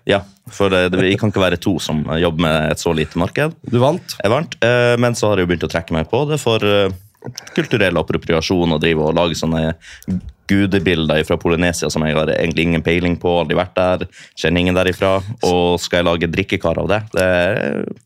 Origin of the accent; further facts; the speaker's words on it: Storfjord, Troms, Norway; moved away as an adult; i Storfjord i Nord-Troms